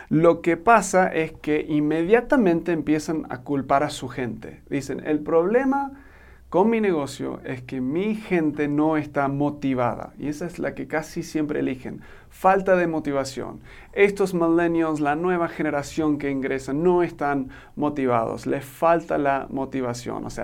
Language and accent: Spanish; Argentina; now in Mexico; soy un gringo que se crió en Argentina y ahora vivo en México.